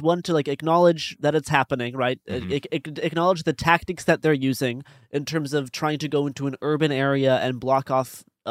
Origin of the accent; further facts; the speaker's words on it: Saskatoon, Saskatchewan, Canada; in my hometown of Saskatoon, Saskatchewan